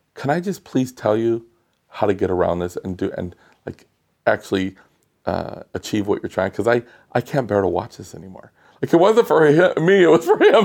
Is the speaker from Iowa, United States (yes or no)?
no; Los Angeles, California, United States; I'm from Los Angeles, it's so spread out